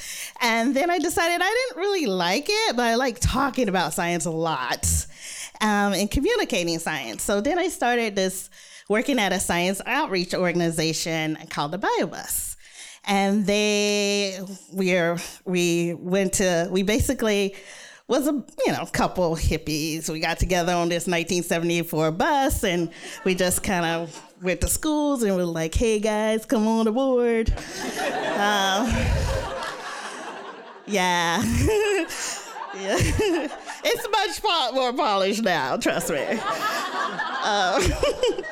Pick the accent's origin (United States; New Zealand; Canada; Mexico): United States; Mississippi; born or raised there